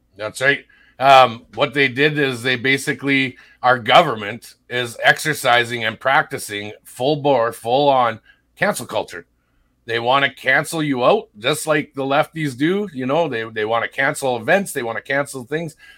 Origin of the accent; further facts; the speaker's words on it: Sault Ste. Marie, Ontario, Canada; moved away; I was born and raised in Sault Ste. Marie, Ontario